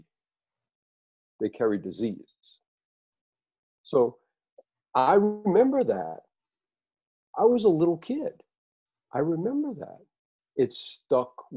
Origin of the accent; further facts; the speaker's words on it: New Orleans, Louisiana, United States; I grew up in New Orleans